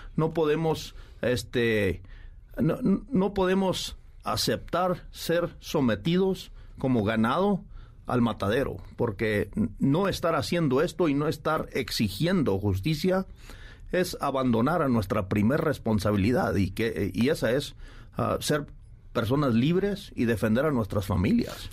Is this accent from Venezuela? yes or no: no; Mexico